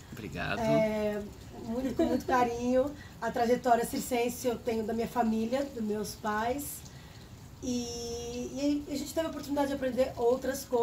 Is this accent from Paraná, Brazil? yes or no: yes; Paraná, Brazil; born there; eu particularmente nasci no Paraná, eu fui a segunda a nascer.